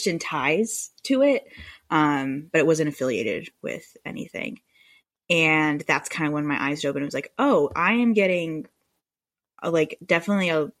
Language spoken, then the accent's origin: English; Moore County, North Carolina, United States; also born or lived in Denver, Colorado; I moved to Moore County when I was very young